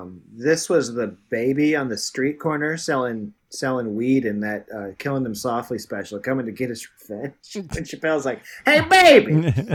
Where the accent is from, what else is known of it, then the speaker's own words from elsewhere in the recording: New York, United States; I'm a New Yorker.